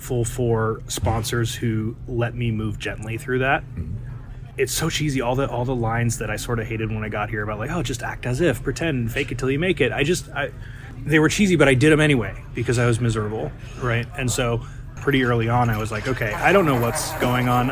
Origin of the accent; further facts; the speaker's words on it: Santa Cruz, California, United States; I'm from Santa Cruz, California